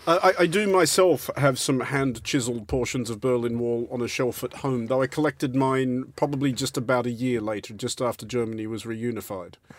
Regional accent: Australia; I'm Australian

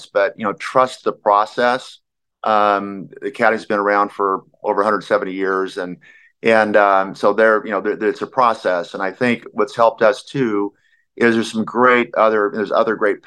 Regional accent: Phoenix, Arizona, United States; I'm from Arizona

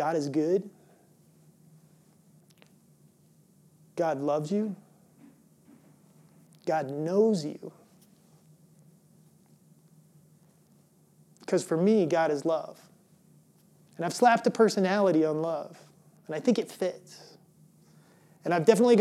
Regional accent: Illinois, United States; moved away; also born or lived in Colorado; I grew up in Illinois.

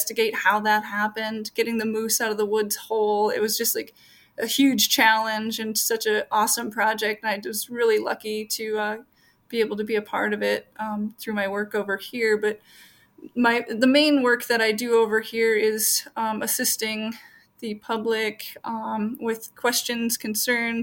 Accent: Minneapolis–Saint Paul, Minnesota, United States; Grew up in the metro area in the Twin Cities

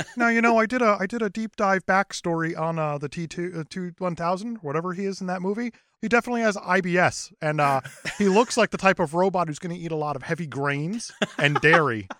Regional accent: New Jersey, United States; growing up in Jersey

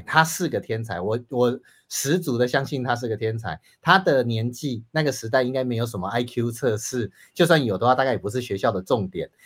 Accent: Taiwan; 我们台湾人

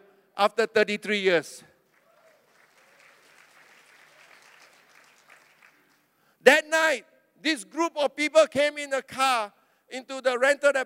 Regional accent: Klang, Selangor, Malaysia; I was from Klang.

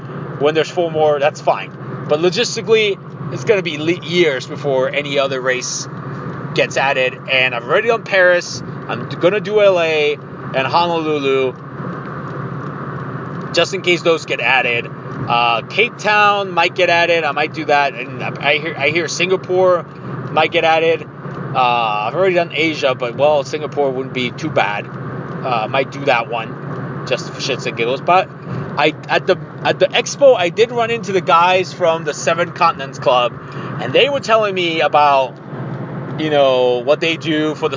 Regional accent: Mexico; now in Ohio, United States; I'm from Mexico. I'm as Mexican as it gets.

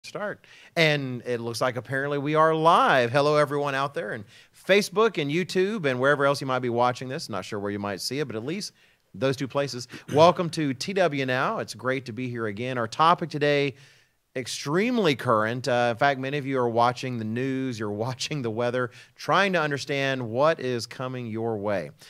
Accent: Dallas, Texas, United States; moved away as an adult; growing up in Texas, living in the Dallas area

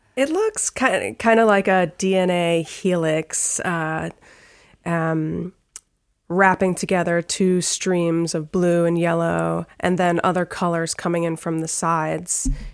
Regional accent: Trumbull, Connecticut, United States; also born or lived in Providence / Stamford / Greenwich; now in Bridgeport, United States; I was born in Bridgeport. I grew up in Trumbull

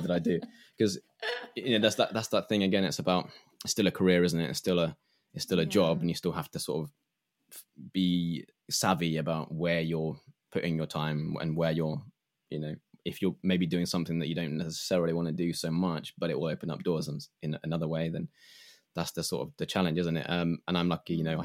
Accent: England, United Kingdom; I grew up um, as an English person

